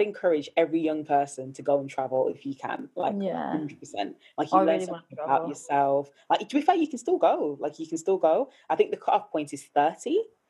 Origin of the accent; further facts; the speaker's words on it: Birmingham, West Midlands, United Kingdom; Aston, Birmingham.